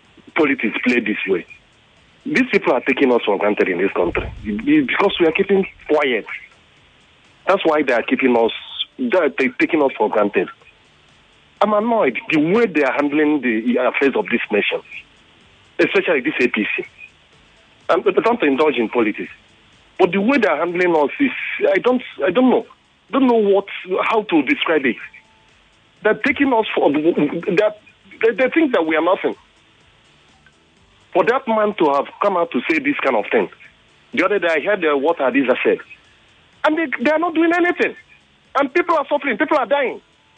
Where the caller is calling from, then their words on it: Nigeria; I'm calling you from Janiki.